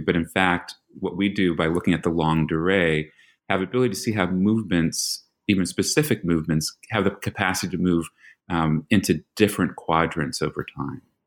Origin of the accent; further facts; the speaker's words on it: New York, United States; moved away; I'm from New York. So that's, you know, you, you have a Philly boy and a New York boy